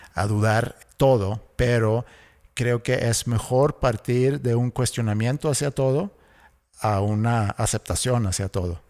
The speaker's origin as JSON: {"language": "Spanish", "country": "Sweden", "tie": "born or raised there", "said": "cuando yo crecí en Suecia"}